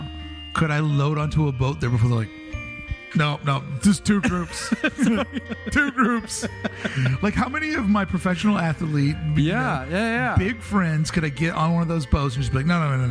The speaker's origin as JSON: {"language": "English", "region": "Kentucky", "country": "United States", "said": "I'm from Kentucky. I can speak the language."}